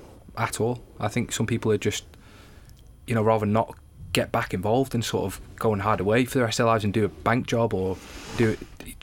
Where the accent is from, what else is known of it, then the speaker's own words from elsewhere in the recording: Isle of Man; I was from the Isle of Man